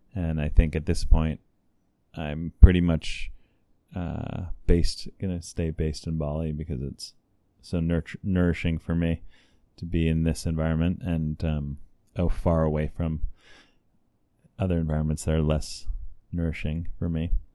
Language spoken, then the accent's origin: English; California, United States; I'm from California, and just briefly, I grew up in an intentional community